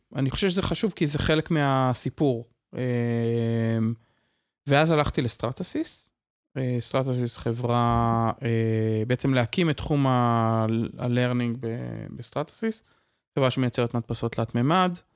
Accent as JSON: {"language": "Hebrew", "country": "Israel", "tie": "born or raised there", "also_born_or_lived": "Kvutzat Yavne, Israel / Tiberias, Israel", "said": "למדתי בקבוצת אה, יבנה כשגרנו שם, ואחר כך למדתי במוסד אה, אקדמי משמעותי מאוד שנקרא מקיף דתי טבריה"}